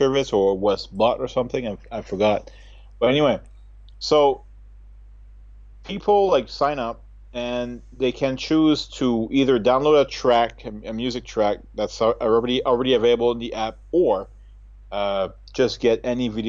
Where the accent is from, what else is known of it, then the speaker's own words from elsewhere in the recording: New Brunswick, Canada; moved away as an adult; now in Japan; growing up in New Brunswick